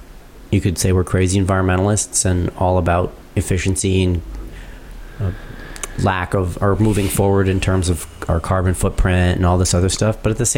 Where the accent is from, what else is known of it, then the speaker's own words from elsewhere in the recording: United States; I'm all American